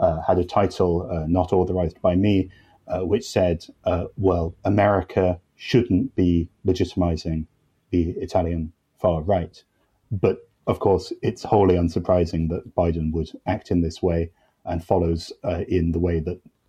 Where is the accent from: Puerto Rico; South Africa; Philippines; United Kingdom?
United Kingdom; I'm British